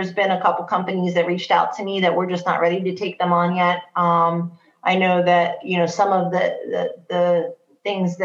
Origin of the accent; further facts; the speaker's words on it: New Jersey, United States; now in Ohio, United States; I'm originally from New Jersey, so I have a very, you know, East Coast, you know, New York mentality about how I run my business